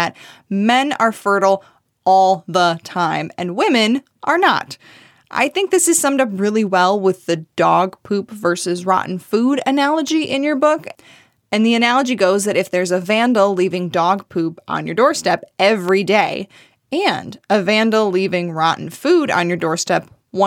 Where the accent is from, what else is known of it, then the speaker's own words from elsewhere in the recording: Michigan, United States; my home state, Michigan